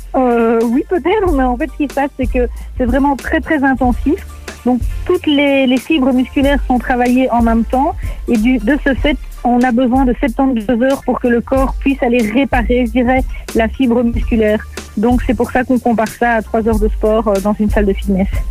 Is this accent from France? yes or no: no; Nivelles, Wallonia, Belgium; j'ai grandi à Nivelles